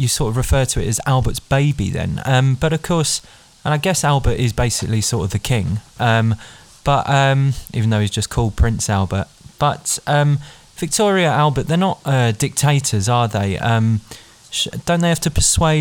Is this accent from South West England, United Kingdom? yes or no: no; London, United Kingdom; as a Londoner myself